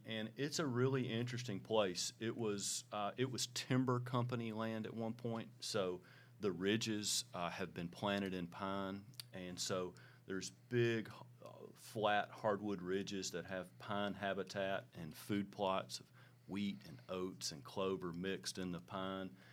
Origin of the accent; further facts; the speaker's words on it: Hickman County, Tennessee, United States; also born or lived in Columbia, Tennessee; we grew up in Hickman County